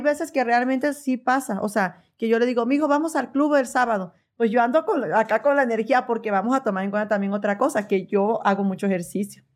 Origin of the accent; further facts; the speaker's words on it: Veracruz, Mexico; moved away as an adult; also born or lived in Phoenix, Arizona; now in Oklahoma, United States; soy de Veracruz.